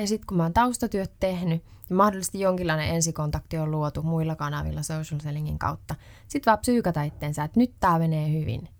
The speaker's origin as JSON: {"language": "Finnish", "region": "Ostrobothnia", "country": "Finland", "said": "mä oon Pohjanmaalta"}